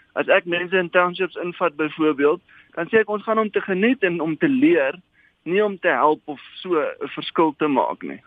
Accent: South Africa; also born or lived in Johannesburg; as 'n Afrikaner

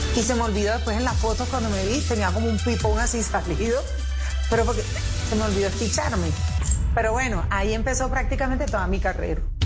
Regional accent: Cartagena, Bolívar, Colombia; moved away as an adult; also born or lived in Bogotá; Yo nací en Cartagena, Bolívar, eh, un 18 de noviembre

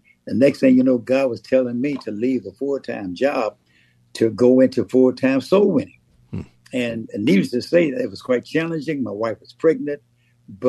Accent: Pittsburg, Texas, United States; I was raised in East Texas in a small town called Pittsburgh, Texas

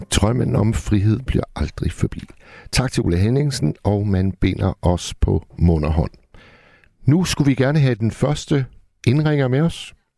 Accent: Hirtshals, North Denmark Region, Denmark; Hirtshals, hvor jeg kommer fra

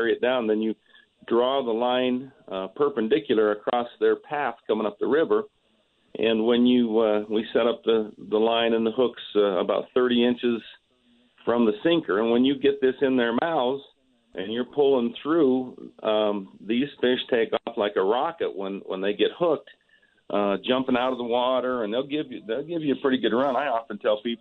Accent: Utah, United States; I'm from Utah.

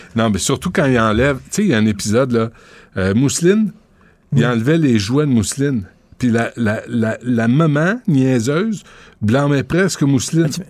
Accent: Quebec, Canada; je suis québécois

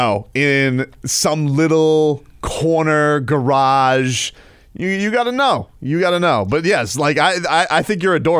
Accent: Broward, Florida, United States; now in Lake Worth, United States; I'm my hometown's Broward. My new hometown's in Lake Worth.

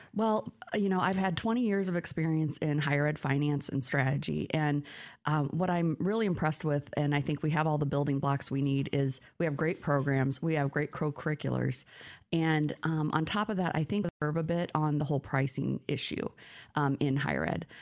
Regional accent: Omaha, Nebraska, United States; moved away; born and raised in Omaha

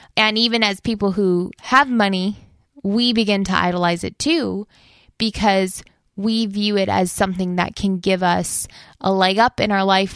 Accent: United States; our values as an American with our values as a Christian

